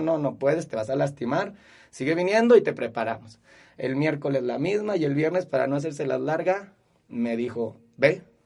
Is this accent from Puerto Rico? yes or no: no; Zacatecas, Mexico; also born or lived in Guadalupe, Zacatecas; nací aquí en Zacatecas, me crié aquí en Zacatecas, he estudiado aquí en Zacatecas, trabajo aquí en mi ciudad